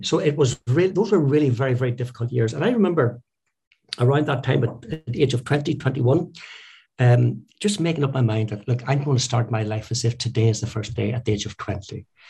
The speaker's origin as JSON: {"language": "English", "town": "Belfast", "region": "Northern Ireland", "country": "United Kingdom", "tie": "born or raised there", "said": "growing up in Belfast"}